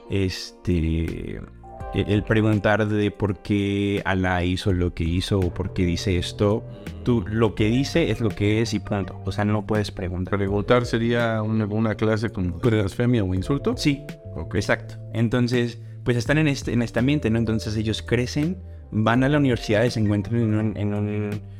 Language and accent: Spanish; Mexico; siendo yo moreno, desde que soy de México.